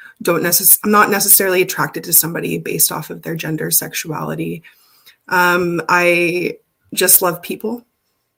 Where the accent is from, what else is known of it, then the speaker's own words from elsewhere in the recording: Alberta, Canada; I was born and raised in Alberta on Treaty 6 land.